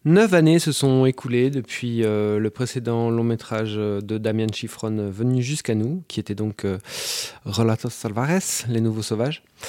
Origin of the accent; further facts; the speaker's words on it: Belgium; par chez nous en Belgique